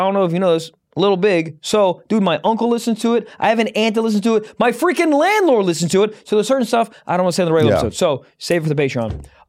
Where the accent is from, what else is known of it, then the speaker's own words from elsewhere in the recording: Maryland, United States; I'm from Maryland.